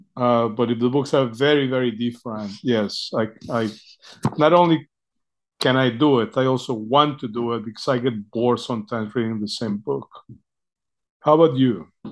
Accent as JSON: {"language": "English", "country": "Mexico", "tie": "born or raised there", "moved": "as an adult", "lives_now": "United States", "said": "I grew up in Mexico"}